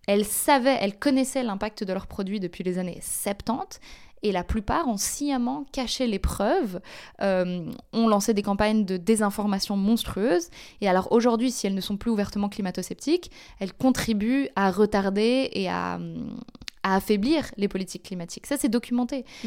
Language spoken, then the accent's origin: French; Paris, Île-de-France, France; moved away as an adult; also born or lived in Belgium; now in Brussels, Belgium; donc je suis belge, mais j'ai grandi en France. et donc j'ai fait toute ma scolarité et ma première partie d'université à Paris